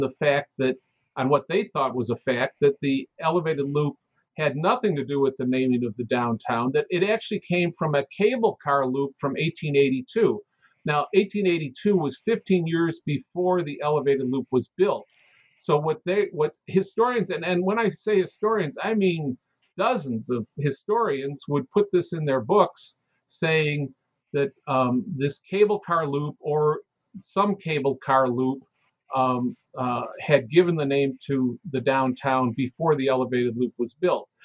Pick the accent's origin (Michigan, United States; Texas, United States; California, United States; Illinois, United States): Illinois, United States; Chicago; I'm born and raised in Chicago